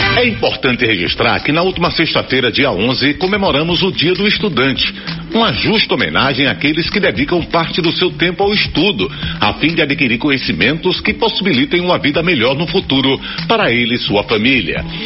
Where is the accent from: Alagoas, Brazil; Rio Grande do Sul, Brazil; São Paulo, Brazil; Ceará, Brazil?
Alagoas, Brazil; Maceió; meu povo da minha terra